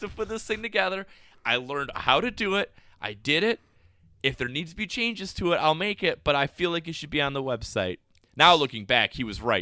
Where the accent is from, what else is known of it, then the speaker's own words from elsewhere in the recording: Spooner, Wisconsin, United States; I was from Spooner. There was no diversity